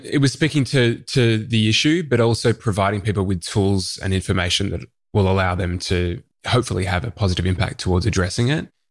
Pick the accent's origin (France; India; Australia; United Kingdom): Australia; Melbourne, Victoria; I grew up in the outer east of Melbourne in the Dandenong Ranges